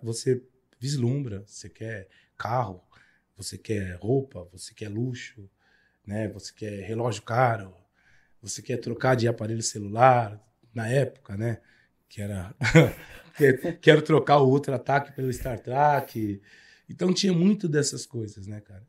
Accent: Peruche, São Paulo, Brazil; Eu sou nascido e criado na Unidos da Peruche.

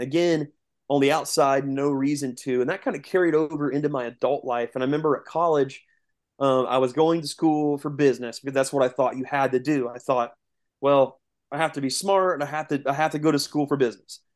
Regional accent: east central Indiana, United States; we are um, directly south in Indiana. Um, we're kind of like southeast, east central um, Indiana. So about forty five minutes east of Indianapolis

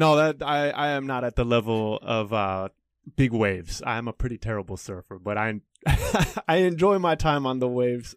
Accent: United States; moved away as an adult; also born or lived in Stockholm, Sweden / Philadelphia, United States / Chicago, United States / China; now in Taiwan; I was born in Stockholm, uh, but I grew up in Philadelphia and Chicago.

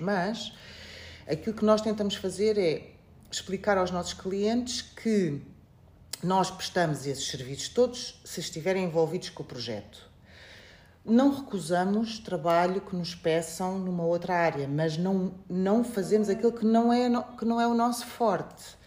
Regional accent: Portugal; moved away as an adult; also born or lived in Beira, Mozambique / Coimbra, Portugal; now in Mozambique; nasci na Beira, fui muito cedo, com 4 anos, para Portugal

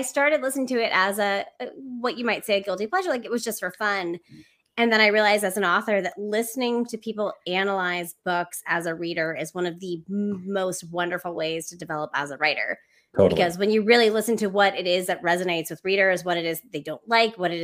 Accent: New Jersey, United States; I grew up in New Jersey

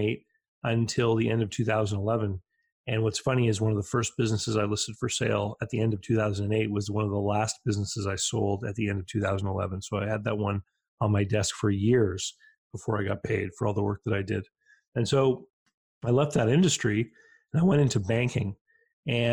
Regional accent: Canada; growing up in Canada

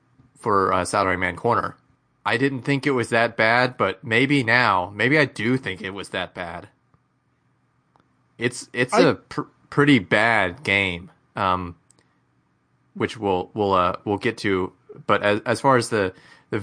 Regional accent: Mississippi, United States; an American from the from Mississippi

